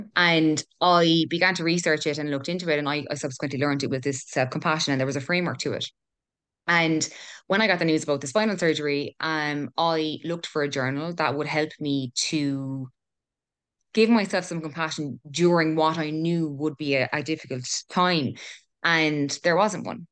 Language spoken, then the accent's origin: English; Killarney, Munster, Ireland; also born or lived in Cork; originally from Cork, moved to Killarney when I was eight, and I'm twenty-six now